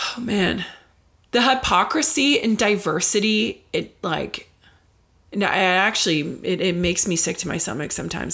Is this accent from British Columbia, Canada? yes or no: no; Ottawa, Ontario, Canada; here in my hometown of Ottawa